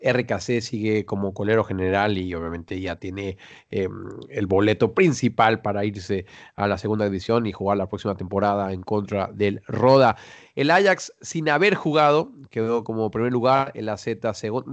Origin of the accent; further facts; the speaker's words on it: Mexico; now in Netherlands; acá acá, en Holanda, los dos somos mexicanos